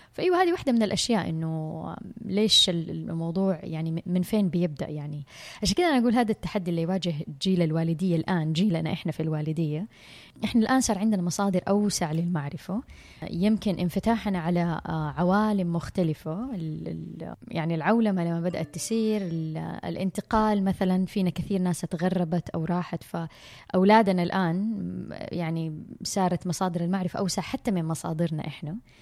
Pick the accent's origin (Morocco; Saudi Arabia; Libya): Saudi Arabia; عندنا بالسعوديه